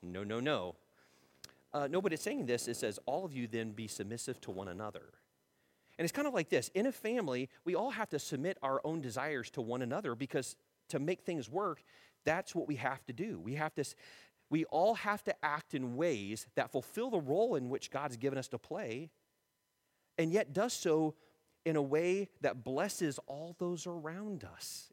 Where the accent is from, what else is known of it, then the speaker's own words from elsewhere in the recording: United States; We're being more American than being Christian